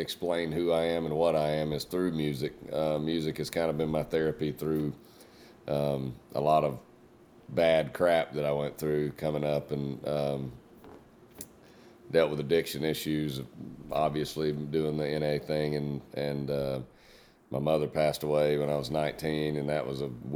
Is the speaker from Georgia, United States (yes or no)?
yes; Jasper, Georgia, United States; I grew up in Jasper, Georgia, but I recently moved about 30 minutes north of there, right up the highway.